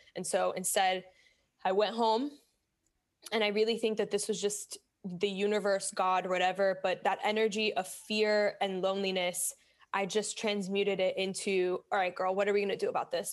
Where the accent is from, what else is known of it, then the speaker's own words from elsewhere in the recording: Miami, Florida, United States; moved away as an adult; also born or lived in Bronx, New York; now in New York, United States; I was born in the Bronx, grew up in Miami